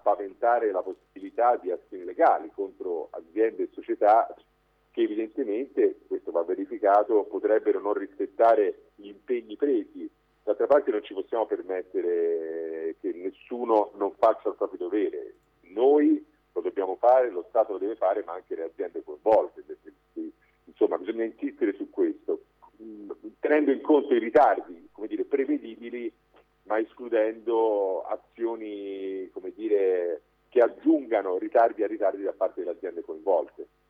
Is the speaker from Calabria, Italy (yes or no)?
no; Livorno, Tuscany, Italy; Io sono livornese